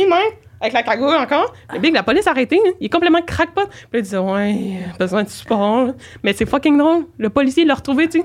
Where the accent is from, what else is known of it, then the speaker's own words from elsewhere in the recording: Saint-Jérôme, Quebec, Canada; je viens de Saint-Jérôme